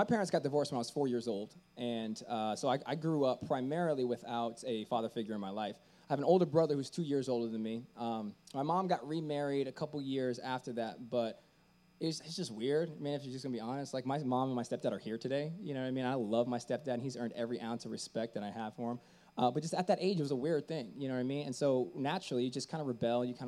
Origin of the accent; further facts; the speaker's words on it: Tampa, Florida, United States; moved away as an adult; also born or lived in San Francisco; I was born and raised in Tampa, Florida